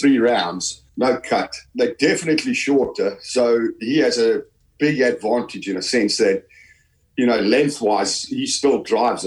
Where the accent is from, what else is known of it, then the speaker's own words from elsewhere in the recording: South Africa; also born or lived in Halifax, Yorkshire, England; I was born in Halifax in Yorkshire. You know, then my parents emigrated to South Africa in the late 60s. So basically, I grew up in South Africa.